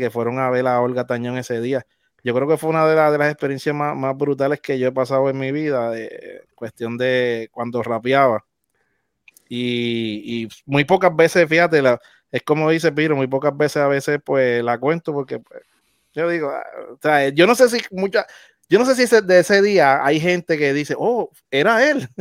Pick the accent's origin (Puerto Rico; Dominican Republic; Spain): Puerto Rico; Naguabo; yo soy del área este, del pueblo de Naguabo